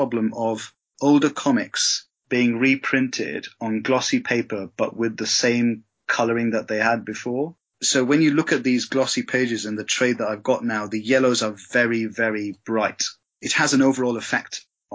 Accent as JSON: {"language": "English", "country": "India", "tie": "born or raised there", "also_born_or_lived": "England", "moved": "as an adult", "said": "I was born in England, but my folks moved back to India and I was in India for 20 years before I came back."}